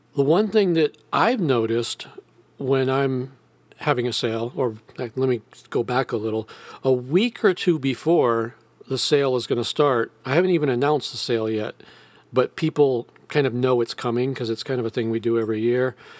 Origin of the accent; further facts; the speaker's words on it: United States; I'm an American